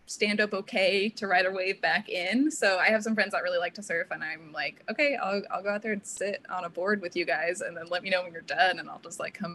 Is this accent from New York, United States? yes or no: no; Santa Cruz, California, United States; I grew up in Santa Cruz, in actually a little town within Santa Cruz called SoCal that people think is SoCal, but there's a key. And yeah, just growing up kind of small beach town